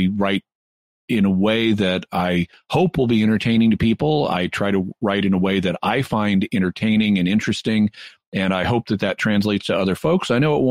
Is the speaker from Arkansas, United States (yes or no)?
yes; Arkansas, United States; also born or lived in Texas; In my home state, there is a town, Arkansas, where I grew up.